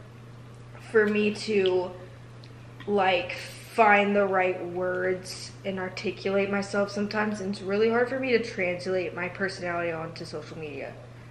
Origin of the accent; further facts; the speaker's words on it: United States; being an American